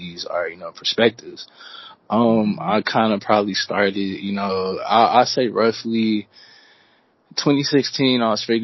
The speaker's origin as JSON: {"language": "English", "town": "Houston", "region": "Texas", "country": "United States", "tie": "born or raised there", "also_born_or_lived": "Bryan, Texas", "said": "I was born and raised in Houston, you know, just growing up wise, but I actually was birthed in Bryan"}